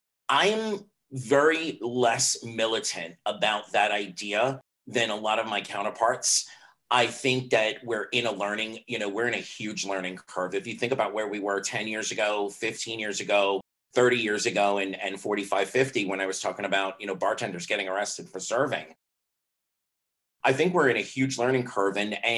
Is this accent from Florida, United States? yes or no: yes; Miami, Florida, United States; like the beer, not the virus. I am from Miami, Florida